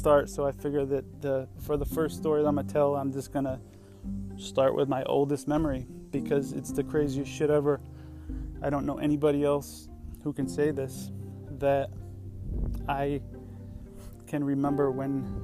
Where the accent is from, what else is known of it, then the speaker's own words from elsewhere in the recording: Johnson City, New York, United States; I grew up in Johnson City, New York, right next to Binghamton, New York, upstate